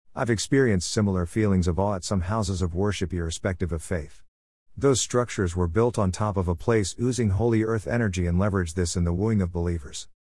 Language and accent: English; Midwest, United States; Being a Midwesterner